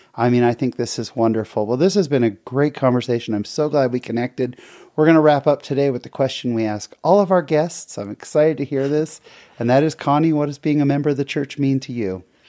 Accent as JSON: {"language": "English", "town": "San Jose", "region": "California", "country": "United States", "tie": "born or raised there", "also_born_or_lived": "Seattle", "said": "I grew up in San Jose, California"}